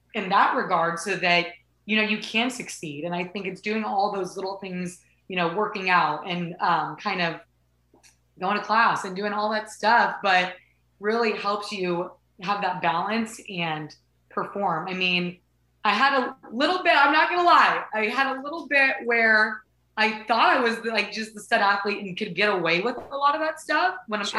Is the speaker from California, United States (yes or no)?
yes; Southern California, United States; moved away as an adult; also born or lived in Oklahoma; I grew up in Southern California